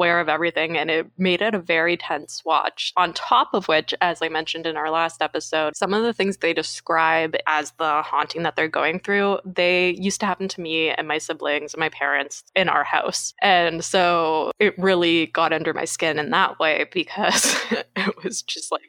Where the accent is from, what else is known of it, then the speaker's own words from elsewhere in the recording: Canada; from Canada